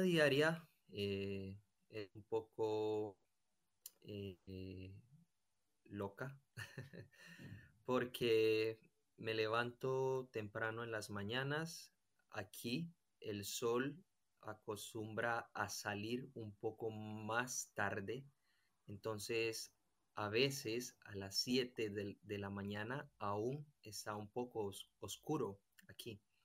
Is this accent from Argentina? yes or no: no; Colombia; moved away as an adult; now in Spain; soy de Colombia y tengo 28 años. Estoy viviendo aquí en España